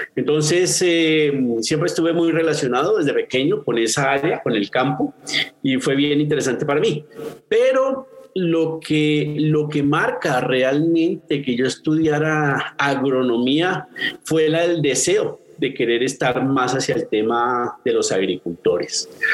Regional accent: Colombia; soy colombiano

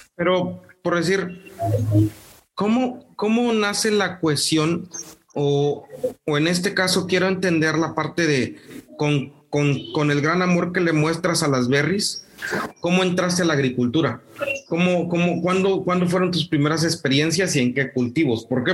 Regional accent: Morelos, Mexico; now in Monterrey, Mexico; yo soy de Morelos, vivo en Monterrey, pero soy de Morelos

